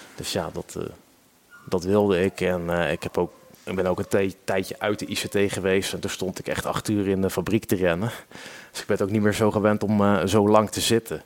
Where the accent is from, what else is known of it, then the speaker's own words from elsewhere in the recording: Utrecht, Netherlands; moved away as an adult; now in Ede, Netherlands; ik kom officieel uit Utrecht, Utrecht binnenstad. Alleen ik woon nu alweer acht jaar met plezier in Ede